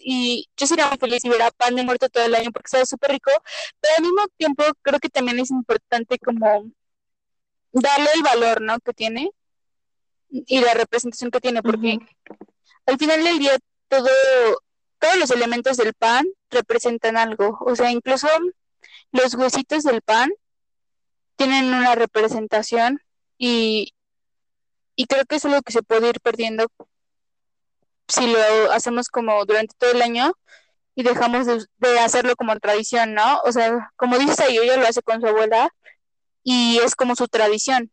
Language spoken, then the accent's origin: Spanish; Mexico; somos mexicanas las dos